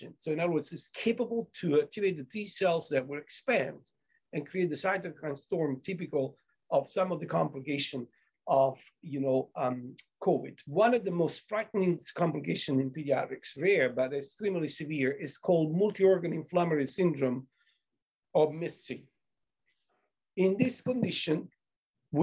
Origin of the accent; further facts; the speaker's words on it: Italy; moved away; I'm from Italy